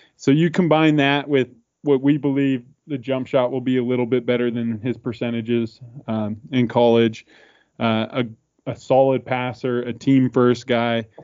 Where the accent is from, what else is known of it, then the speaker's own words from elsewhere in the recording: Spokane, Washington, United States; we are pretty much diehard Gonzaga fans growing up in Spokane, Washington